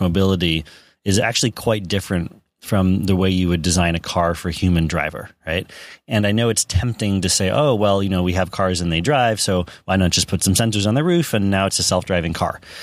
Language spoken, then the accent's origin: English; Silicon Valley, California, United States; I grew up in Silicon Valley